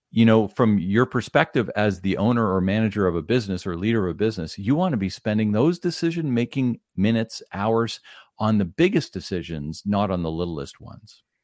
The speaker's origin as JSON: {"language": "English", "town": "Ottawa", "region": "Ontario", "country": "Canada", "tie": "born or raised there", "moved": "as an adult", "lives_now": "near Toronto, Canada", "said": "born and raised in the Ottawa area"}